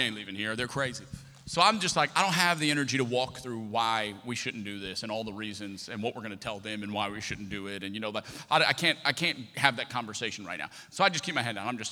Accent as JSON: {"language": "English", "town": "Lafayette", "region": "Louisiana", "country": "United States", "also_born_or_lived": "Texas / Destin, Florida / Houston, Texas", "said": "I'm from Lafayette, Louisiana. It's always been home"}